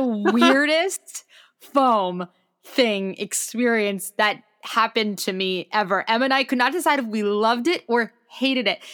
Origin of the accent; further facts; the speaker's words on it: New York City, New York, United States; I'm from New York City